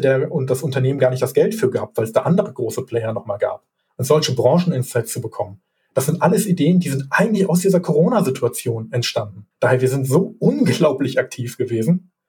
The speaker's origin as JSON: {"language": "German", "town": "Hilden", "region": "North Rhine-Westphalia", "country": "Germany", "tie": "born or raised there", "said": "Ich bin geboren in Hilden, ich wohne auch noch in Hilden"}